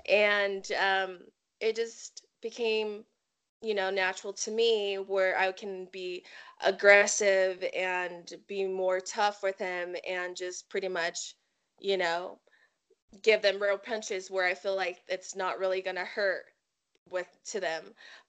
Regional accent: Samoa; Yeah, so just like I said, I was, you know, I was raised up in Samoa. So my character, I want it to be something that's a part of me. And being Samoan, you know, it comes with obstacles

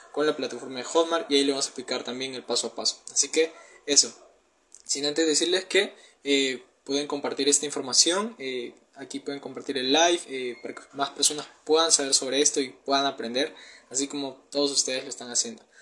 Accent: Peru; tengo 19 años, soy de Perú

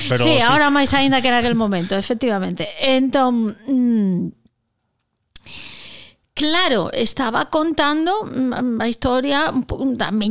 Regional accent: Vilagarcía de Arousa, Galicia, Spain; xa dixen antes que son de Vila García

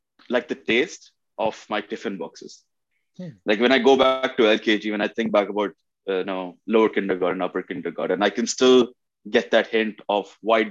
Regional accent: Bahrain; moved away as an adult; also born or lived in Oman; now in Canada; I was born in Oman. Okay. And then in Bahrain, I came like 94. Okay. Growing up in Bahrain was a very good time

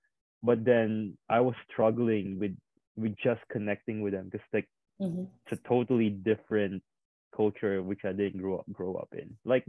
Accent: Indonesia; also born or lived in Philippines; now in Canberra, Australia; I grew up in Asia. I grew up in Indonesia and the Philippines. It's totally different cultures. I moved here to a city called Canberra.

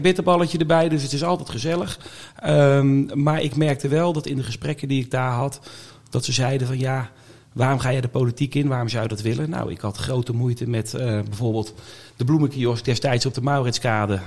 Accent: Oudewater, Utrecht, Netherlands; moved away as an adult; also born or lived in Gouda; now in The Hague, Netherlands; Ik ben geboren en getogen verder nou ja, getogen, laat ik het zo zeggen, in Oude Water

